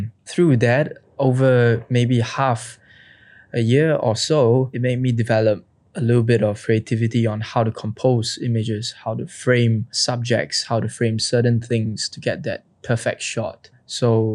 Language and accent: English; Singapore; I'm from Singapore.